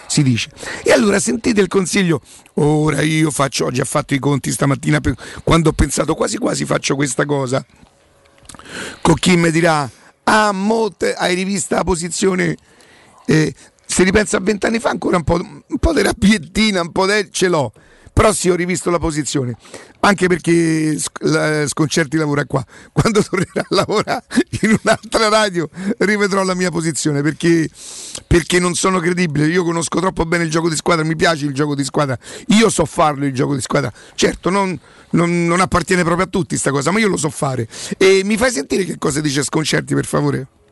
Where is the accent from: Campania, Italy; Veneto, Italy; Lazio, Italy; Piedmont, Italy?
Lazio, Italy; Rome; also born or lived in Brazil; io so di Roma